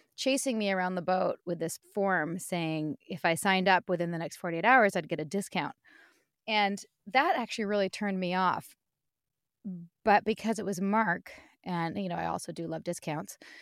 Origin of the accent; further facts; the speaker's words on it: Vancouver, British Columbia, Canada; born and raised in Vancouver